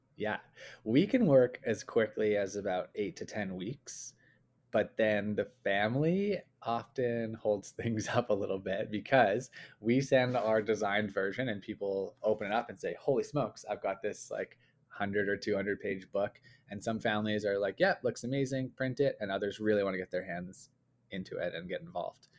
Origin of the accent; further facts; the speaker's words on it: Calgary, Alberta, Canada; we grew up in Calgary, uh, in Canada here